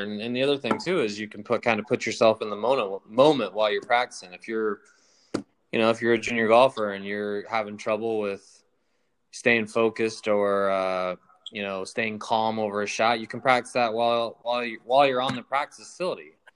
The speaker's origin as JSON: {"language": "English", "region": "Nebraska", "country": "United States", "tie": "born or raised there", "said": "growing up in Nebraska"}